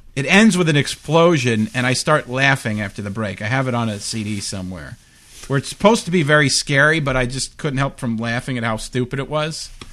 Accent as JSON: {"language": "English", "town": "Long Beach", "region": "New York", "country": "United States", "tie": "born or raised there", "said": "I grew up on Long Island"}